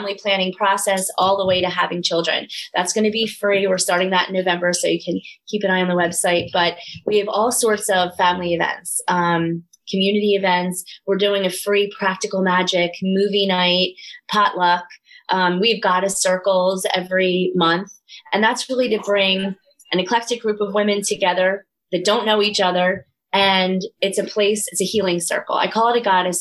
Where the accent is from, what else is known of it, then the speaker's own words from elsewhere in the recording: Delaware County, Pennsylvania, United States; accent: Delco; So I am proud of my Delco accent. I love my Delco roots. I was raised in Delaware County